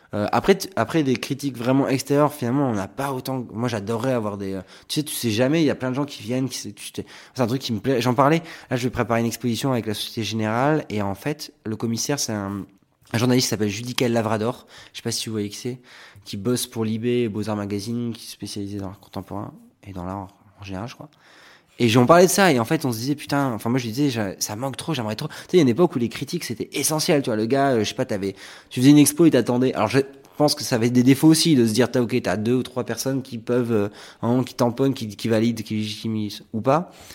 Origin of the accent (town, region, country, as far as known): Arcachon, Nouvelle-Aquitaine, France; born or raised there; moved away